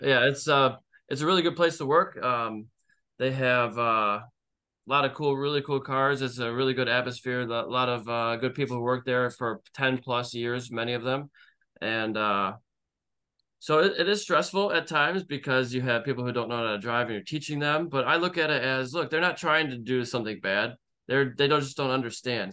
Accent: Michigan, United States; moved away as an adult; now in Las Vegas, United States; I lived in Michigan for thirty years

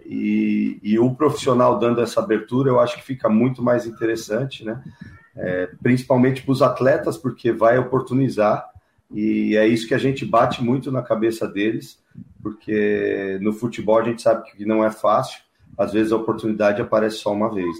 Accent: São Paulo, Brazil; moved away; eu sou natural de São Paulo

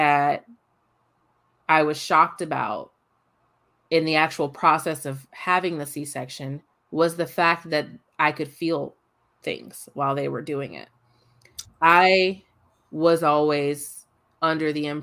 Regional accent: California, United States; I was born in California

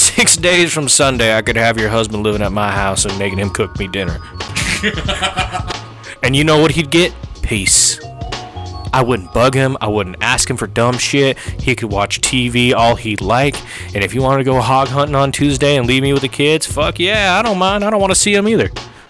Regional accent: Arizona, United States; I grew up in Arizona.

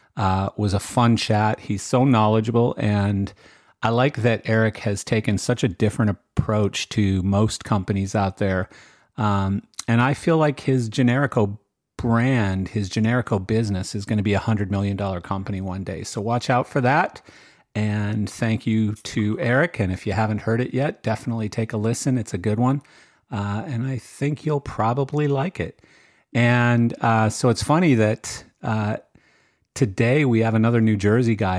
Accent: Western Canada, Canada; growing up in Western Canada

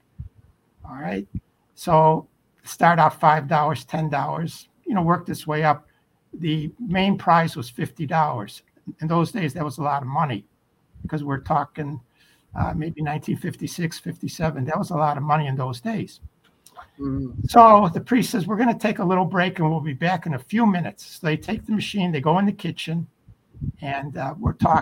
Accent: Chicago, Illinois, United States; also born or lived in Brooklyn, New York; I'm from Chicago and I'm living in Chicago

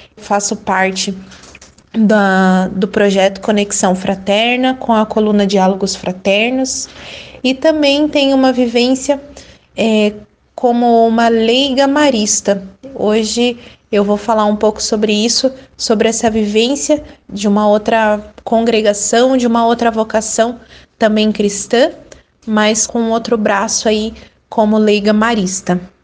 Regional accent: Paraná, Brazil; sou do Paraná

